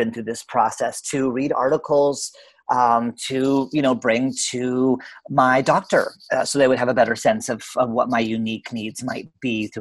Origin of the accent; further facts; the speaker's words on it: Canada; now in Portland, United States; I'm actually Canadian by birth, but I'm living in Portland, Oregon